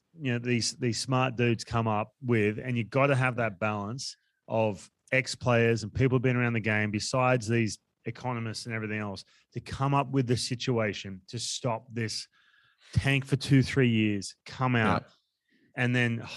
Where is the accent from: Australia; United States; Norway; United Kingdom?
Australia; moved away; we come from Australia